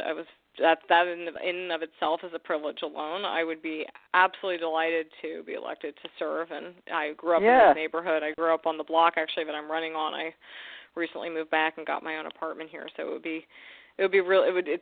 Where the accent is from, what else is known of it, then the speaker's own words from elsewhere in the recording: New York City, New York, United States; I'm a born and raised New Yorker. I grew up in Yorkville, Manhattan